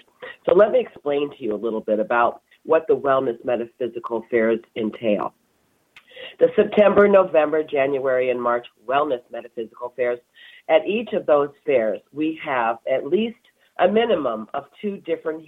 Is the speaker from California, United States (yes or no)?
yes; California, United States; now in Wisconsin, United States; I'm from California originally, so we didn't have the changing of the season